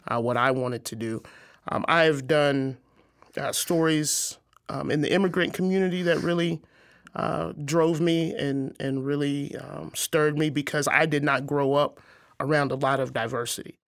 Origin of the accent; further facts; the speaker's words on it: Arkansas, United States; moved away as an adult; also born or lived in Missouri; now in Quad Cities, United States; I grew up in Arkansas, a very small town